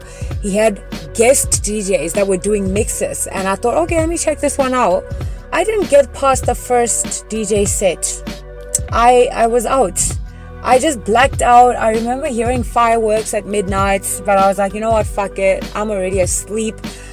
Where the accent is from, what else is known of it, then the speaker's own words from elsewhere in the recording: Thohoyandou, Limpopo, South Africa; moved away; I grew up in Limpopo